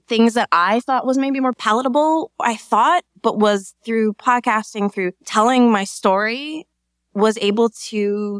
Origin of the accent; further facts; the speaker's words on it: Minnesota, United States; I grew up in Minnesota.